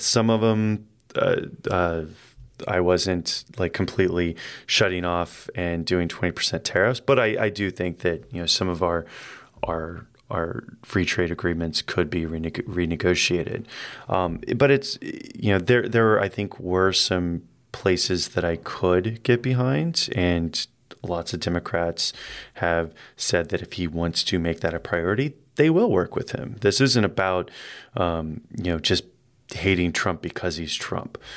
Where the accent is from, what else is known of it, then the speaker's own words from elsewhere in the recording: Indianapolis, Indiana, United States; moved away; I'm from Indianapolis in the Midwest